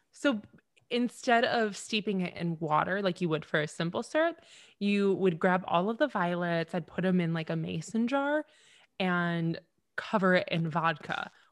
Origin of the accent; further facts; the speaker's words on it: Temperance, Michigan, United States; my hometown. It is Wee Little Temperance, Michigan